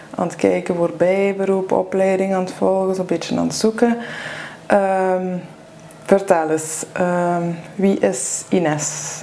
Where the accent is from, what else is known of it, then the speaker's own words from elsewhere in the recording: Limburg, Flanders, Belgium; moved away; ik ben van Limburg afkomstig